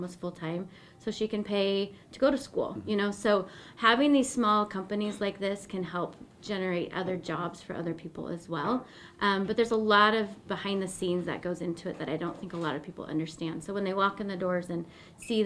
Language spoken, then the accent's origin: English; Boise, Idaho, United States; also born or lived in Nampa, Idaho / Eagle, Idaho; I'm an Idaho native. I was born and raised here in Boise